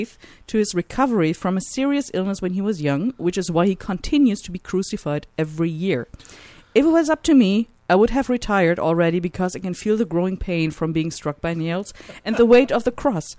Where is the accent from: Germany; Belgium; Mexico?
Germany; moved away; my home country